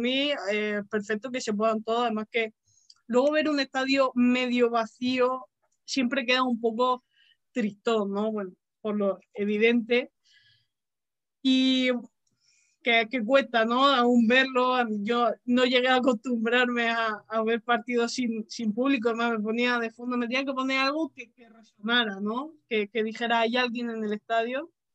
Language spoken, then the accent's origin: Spanish; Region of Murcia, Spain